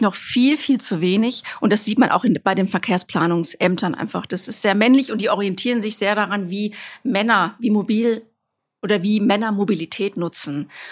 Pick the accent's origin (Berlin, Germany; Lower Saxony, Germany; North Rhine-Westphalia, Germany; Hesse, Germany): North Rhine-Westphalia, Germany; Bochum; moved away; ich komme eigentlich aus Bochum, aus dem Ruhrgebiet